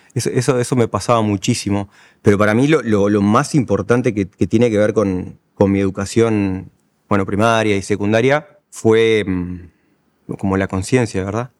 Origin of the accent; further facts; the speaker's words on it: La Paloma, Rocha, Uruguay; now in Montevideo, Uruguay; siento como más identidad eh, de mi departamento, que es Rocha, o mi ciudad natal, que es, La Paloma, que del Uruguay.